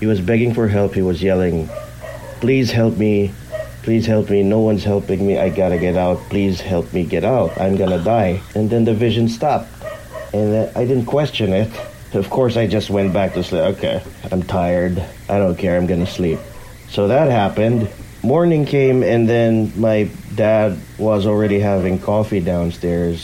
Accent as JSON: {"language": "English", "country": "Philippines", "second_language": "English", "said": "I'm your listener from the Philippines."}